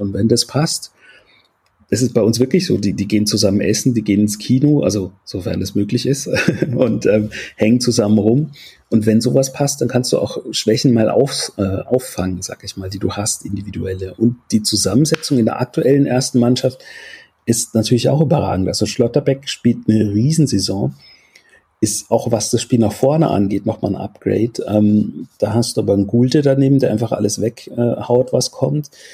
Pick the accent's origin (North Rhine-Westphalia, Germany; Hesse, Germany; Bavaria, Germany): Bavaria, Germany; Würzburg; also born or lived in Soest; now in Leipzig, Germany; ich bin in Soest geboren und in Würzburg aufgewachsen